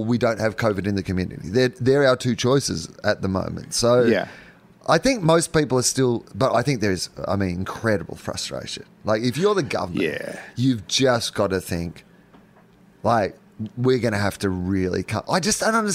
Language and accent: English; Australia